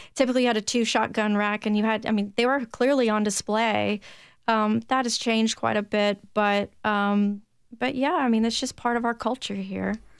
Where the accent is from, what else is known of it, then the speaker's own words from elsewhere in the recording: Williamson County, Tennessee, United States; accent: Tennessee twang; also born or lived in Memphis, Tennessee; now in Nashville, United States; I was born and raised in Tennessee.